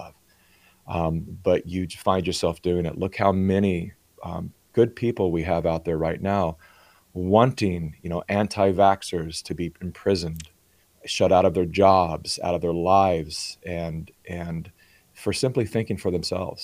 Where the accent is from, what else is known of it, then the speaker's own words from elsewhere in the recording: California, United States; I was born in California, and so I was born onto the left